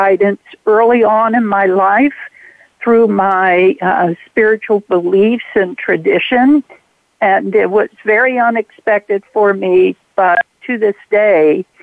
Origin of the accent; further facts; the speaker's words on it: Cincinnati, Ohio, United States; now in Durham, United States; I'm currently in Durham, North Carolina, but I grew up in Cincinnati, Ohio.